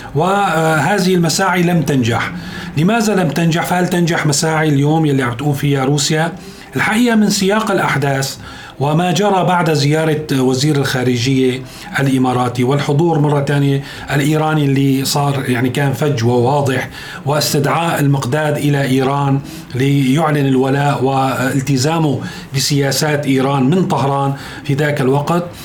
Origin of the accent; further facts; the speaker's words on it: Syria; نحن كسوريين